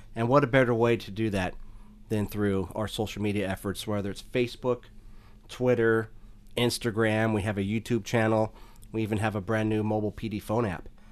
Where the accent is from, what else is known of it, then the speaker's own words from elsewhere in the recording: Stockton, California, United States; also born or lived in Oakland, California; I was born in Oakland. I moved out to Stockton when I was one years old. So I've lived hmm. in the city for most of my life.